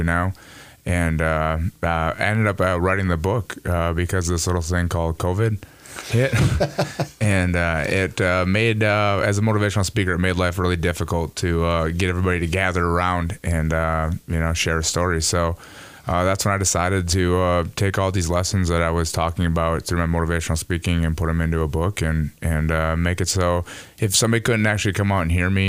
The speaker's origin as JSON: {"language": "English", "town": "Cleveland", "region": "Minnesota", "country": "United States", "tie": "born or raised there", "said": "my youth growing up as a kid in Cleveland"}